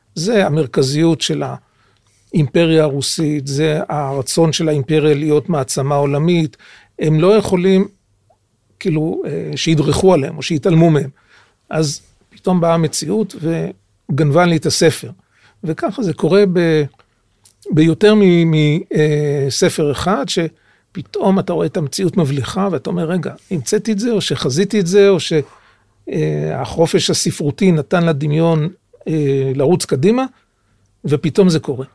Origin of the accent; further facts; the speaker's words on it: Jerusalem, Jerusalem District, Israel; יליד ירושלים, גדלתי בירושלים